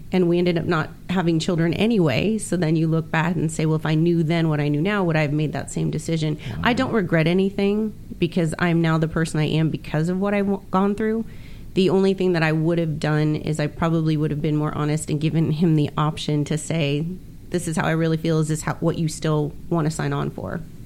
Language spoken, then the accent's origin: English; Miami, Florida, United States; moved away as an adult; also born or lived in Texas; now in California, United States; growing up in Miami